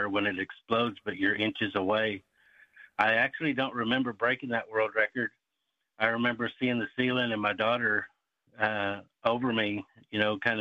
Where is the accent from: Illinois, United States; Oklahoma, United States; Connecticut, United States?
Oklahoma, United States; Seminole; I grew up in Seminole, Oklahoma